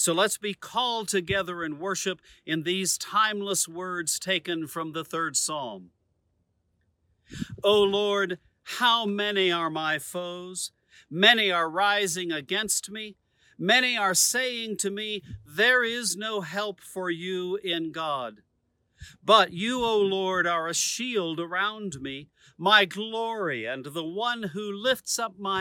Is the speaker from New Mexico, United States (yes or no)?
yes; Socorro, New Mexico, United States; now in Rancho Santa Fe, United States; I'm in Socorro, New Mexico, my hometown.